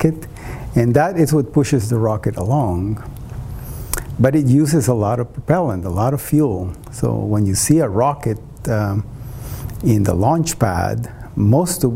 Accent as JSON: {"language": "English", "country": "Costa Rica", "moved": "yes", "said": "in Costa Rica, my home country"}